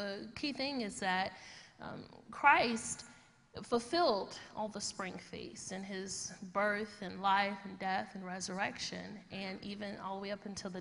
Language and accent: English; Chicago, Illinois, United States; moved away; I'm born and raised in Chicago